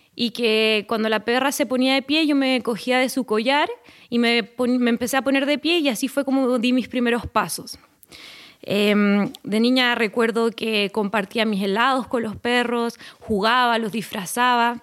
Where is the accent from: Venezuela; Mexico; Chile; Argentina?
Chile; moved away as an adult; en mi país, en Chile